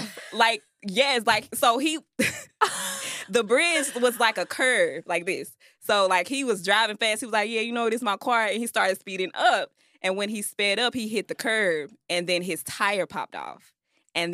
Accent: Memphis, Tennessee, United States; I'm from Memphis.

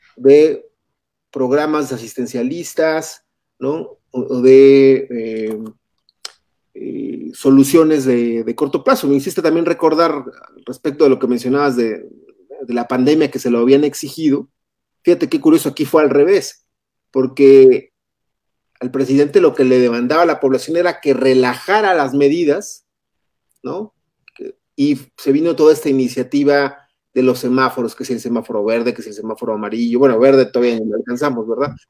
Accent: Mexico

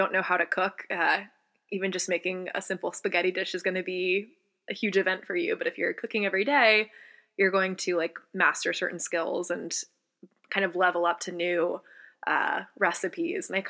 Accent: Charlotte, North Carolina, United States; moved away as an adult; I was born and I'm from Charlotte, North Carolina, and lived there until I actually went to college. So, born and raised on the East Coast.

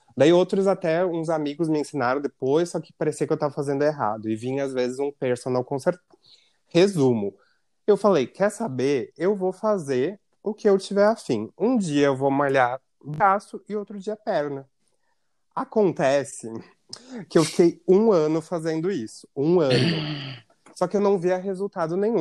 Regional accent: Rio Grande do Sul, Brazil

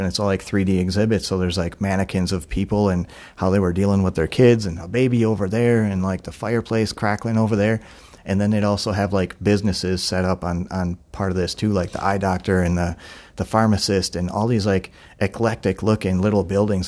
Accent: Milwaukee, Wisconsin, United States; moved away

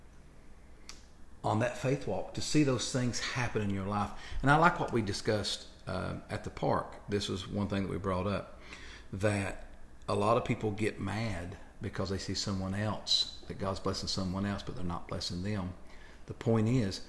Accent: Kentucky, United States; I'm from Kentucky

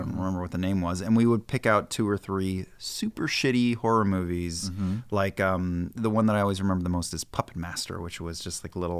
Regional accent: Weehawken, New Jersey, United States; the house that I grew up in Weehawken.

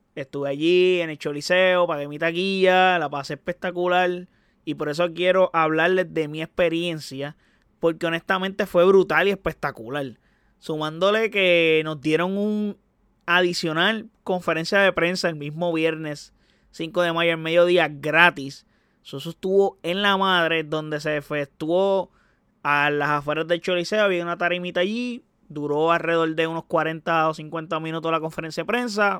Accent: Puerto Rico; Yo como puertorriqueño

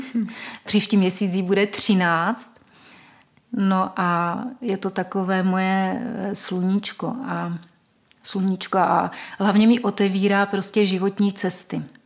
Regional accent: Olomouc, Olomouc Region, Czechia; moved away; já vlastně pocházím původně z Olomouce, kde jsem se narodila mojí biologické mamince.

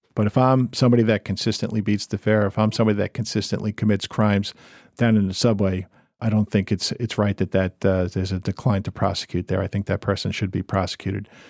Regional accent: Montville, New Jersey, United States; went to high school in Jersey

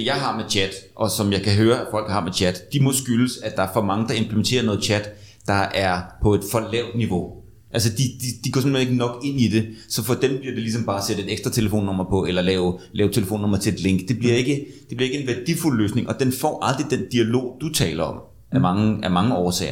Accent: Denmark

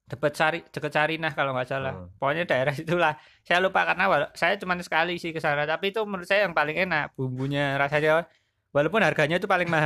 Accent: Magelang, Central Java, Indonesia; saya sebagai warga Magelang ya kan di apa dunia juga orang tahu lah ya

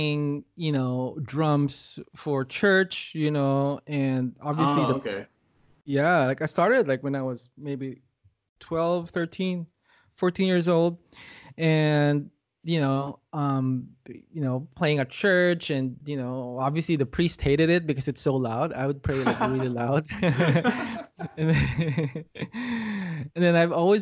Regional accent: Quezon City, Metro Manila, Philippines; moved away as an adult; now in Los Angeles, United States; I'm from Los Angeles, but I was born and raised in Manila, Philippines

